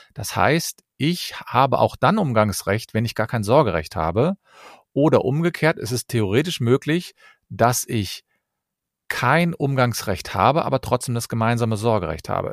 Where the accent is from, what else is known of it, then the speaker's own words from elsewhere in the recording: Cologne, North Rhine-Westphalia, Germany; Ich komme aus Köln und ich bin Fachanwalt für Familienrecht